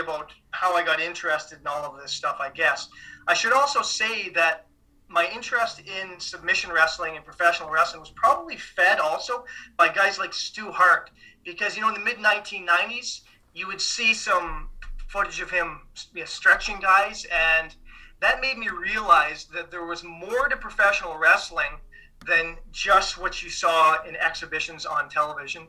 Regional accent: Saskatchewan, Canada; moved away; also born or lived in Ontario; I grew up in Saskatchewan

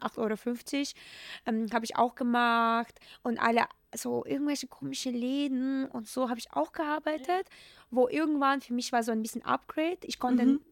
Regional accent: Ukraine; German is a second language; moved away as an adult; now in Germany; ich komme ja aus, aus der Ukraine, aus mhm. einem mega super kleinen Dorf.

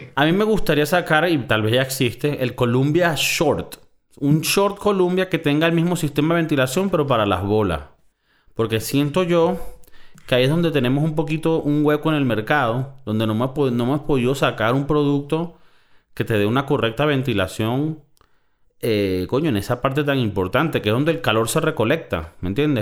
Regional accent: Valencia, Carabobo, Venezuela; moved away; also born or lived in South Florida; yo que soy de Valencia, Venezuela

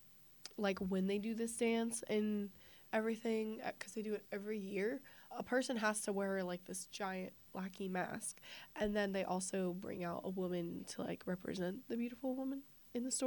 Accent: United States; I'm an American

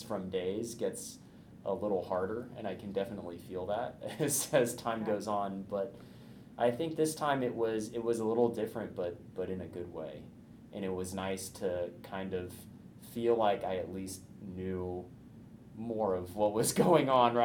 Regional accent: Indiana, United States; now in Bay Area, California, United States; I'm from Indiana

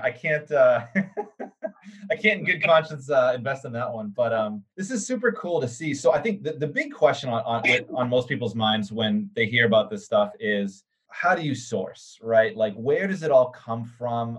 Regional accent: Boston, Massachusetts, United States; So I grew up in Boston, actually, 23 years

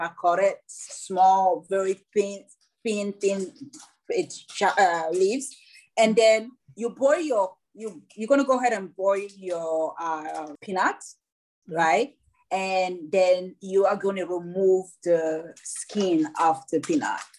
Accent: Douala, Littoral, Cameroon; also born or lived in Nashua, New Hampshire; now in United States; My whole my whole life as a child happened in Cameroon, in Douala and and Longase

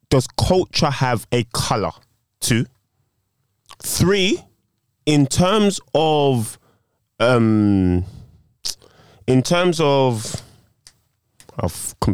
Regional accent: Jamaica; done secondary school there. All of my schooling has been done there. So, as far as I'm concerned, I'm Jamaican.

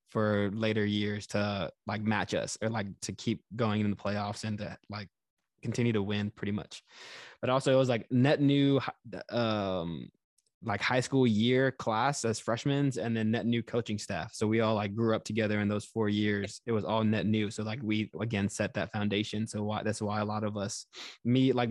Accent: Houston, Texas, United States; like I said, I moved around quite a bit when I was younger, but we settled in Texas, so I would call that like my hometown in Houston and my home state.

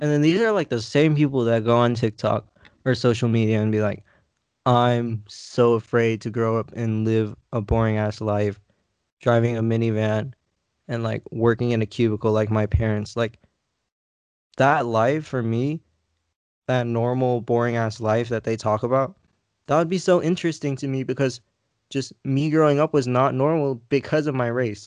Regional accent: United States; I'm American. I'm from here. I was born here on American soil

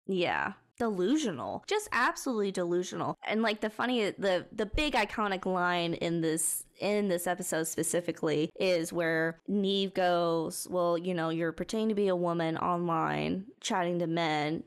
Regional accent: Texas, United States; Growing up in Texas, driving forty minutes to get somewhere is pretty, like, that's pretty normal.

